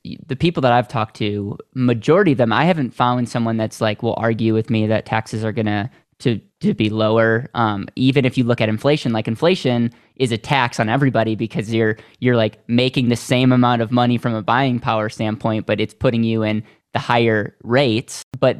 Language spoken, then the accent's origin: English; Wisconsin, United States; I am from Wisconsin. Yeah.